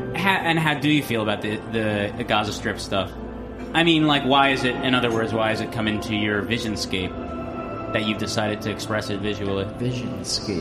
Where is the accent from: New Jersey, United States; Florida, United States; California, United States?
New Jersey, United States; I'm from New Jersey